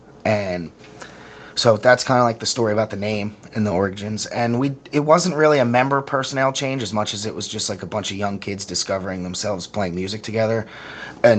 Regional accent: Perkiomenville, Pennsylvania, United States; It's a small farm town about an hour west of Philadelphia. We all went to Boyertown Senior High School

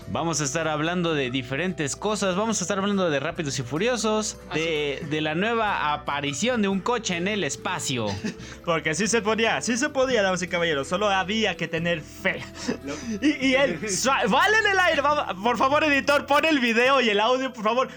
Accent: Puebla, Mexico; este mes no es un buen mes para ser poblano

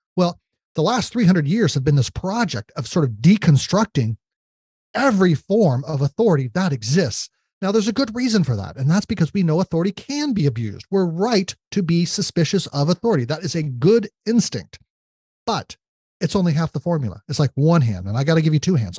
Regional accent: United States; we as uh, uh, citizens of the United States

